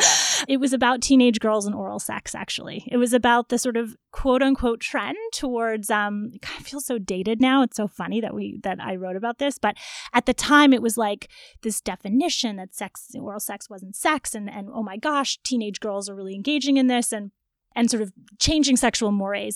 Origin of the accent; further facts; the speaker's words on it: Toronto, Ontario, Canada; I'm from Toronto